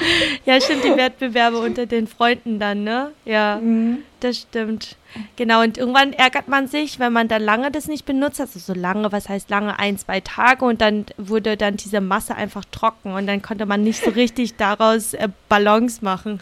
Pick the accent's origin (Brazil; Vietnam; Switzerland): Vietnam; now in Germany; wir sind ja beide in Vietnam aufgewachsen